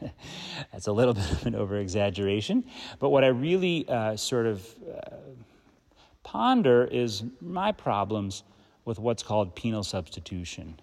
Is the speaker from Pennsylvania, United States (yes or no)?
yes; Philadelphia suburbs, Pennsylvania, United States; I was born on the Pennsylvania side of the Philly suburbs